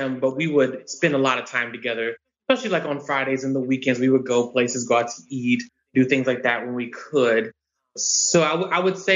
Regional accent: Roanoke, Virginia, United States; moved away as an adult; now in Eastern North Carolina, United States; My hometown of Roanoke, Virginia. So a VA boy here in North Carolina.

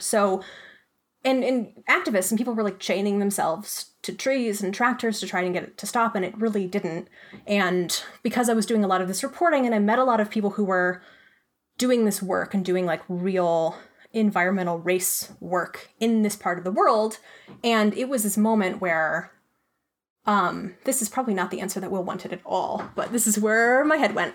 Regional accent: Arizona, United States; also born or lived in Pennsylvania; I was born in Pennsylvania, actually, but I grew up in Arizona and had a pretty picturesque childhood.

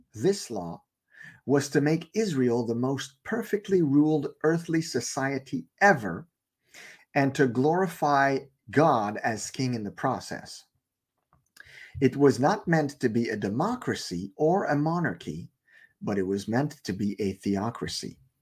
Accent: Canada; I live in Canada. I'm Canadian

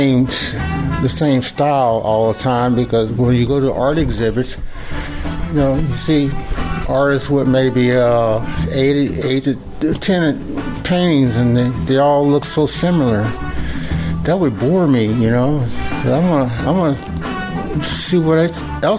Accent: Kirkwood, Missouri, United States; I started out in my hometown. This is a picture of me, 15 years old, painting Kirkwood scenes

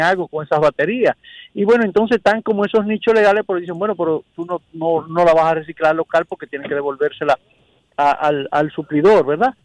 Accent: Dominican Republic; nosotros como dominicanos

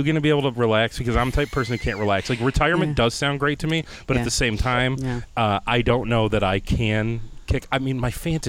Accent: Northeast Ohio, United States; now in Rochester, United States; I grew up in Northeast Ohio, and we had Waldemere Park in Erie, Pennsylvania that was a half hour from where I lived.

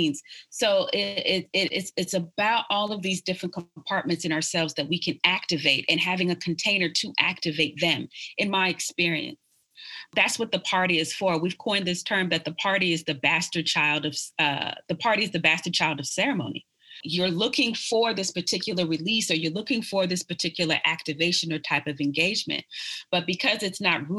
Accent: New York City, New York, United States; now in Austin, United States; I was born in Brooklyn, New York, and I was born in Brooklyn at the height of hip hop

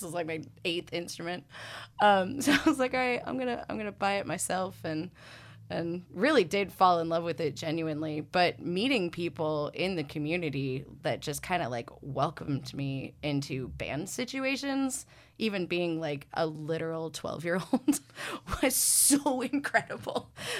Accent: Ann Arbor, Michigan, United States; growing up in Ann Arbor.

